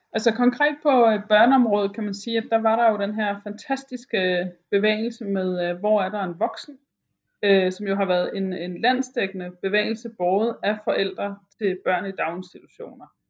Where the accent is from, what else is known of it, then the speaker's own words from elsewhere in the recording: Broager, Southern Denmark, Denmark; now in Albertslund, Denmark; Broager, hvor jeg kommer fra i Sønderjylland